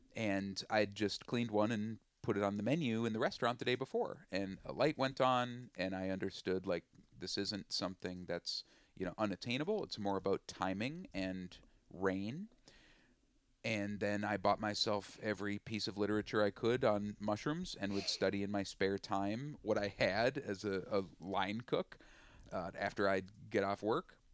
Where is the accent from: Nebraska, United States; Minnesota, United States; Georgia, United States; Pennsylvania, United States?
Minnesota, United States; Willmar; also born or lived in Twin Cities, Minnesota; I'm from Wilmer, Minnesota